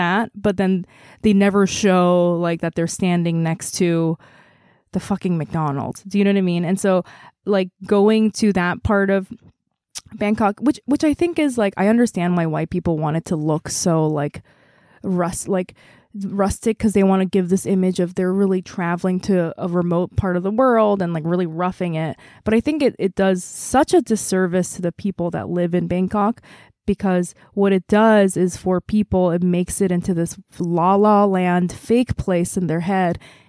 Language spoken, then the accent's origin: English; South Korea; English is a second language; Let me tell you, everywhere I went, I was like, I am from Korea.